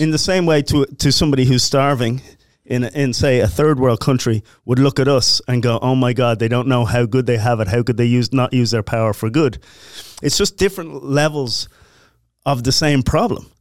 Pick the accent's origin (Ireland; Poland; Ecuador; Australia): Ireland; now in United States; Irish Catholic, growing up